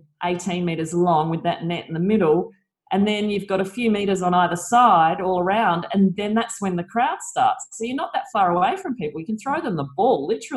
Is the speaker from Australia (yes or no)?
yes; Australia